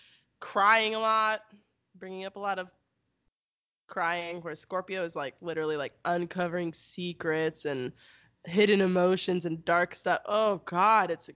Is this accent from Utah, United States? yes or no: no; Texas, United States; I'm from Texas, which is like definitely the South